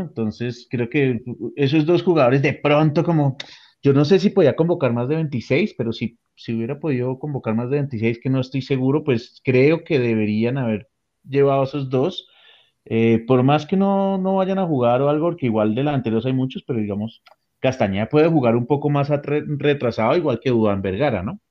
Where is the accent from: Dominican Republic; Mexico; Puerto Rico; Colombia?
Colombia; lo que realmente nos importa como colombianos